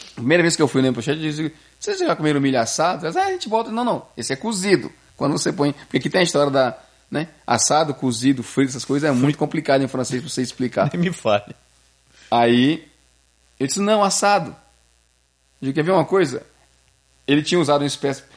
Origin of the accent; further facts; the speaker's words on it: Brazil; now in Quebec, Canada; a gente é brasileiro